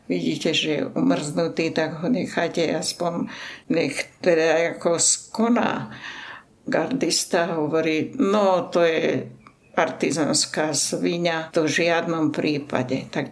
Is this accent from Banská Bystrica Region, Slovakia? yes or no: no; Stará Turá, Trenčín Region, Slovakia; teda u nás na Starej Turej